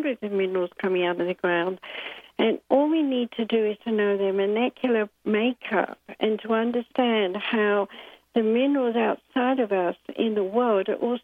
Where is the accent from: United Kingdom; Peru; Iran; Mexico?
United Kingdom; I'm British, born in 1942 with a bomb actually exploding when I popped out, according to my mom